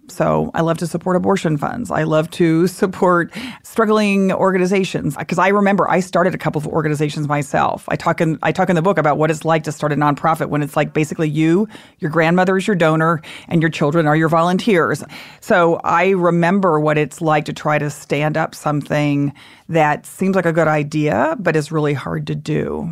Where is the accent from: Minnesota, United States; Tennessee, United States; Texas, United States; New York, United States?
Texas, United States; moved away; I grew up in Texas, lived there a lot of my life